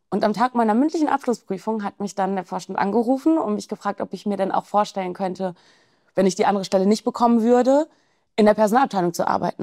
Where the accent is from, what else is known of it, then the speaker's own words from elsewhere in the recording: Germany; bei uns in Deutschland